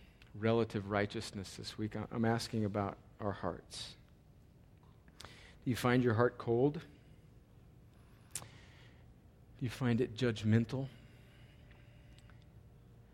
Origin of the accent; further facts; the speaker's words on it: El Centro, California, United States; moved away; I was home in my hometown of El Centro, California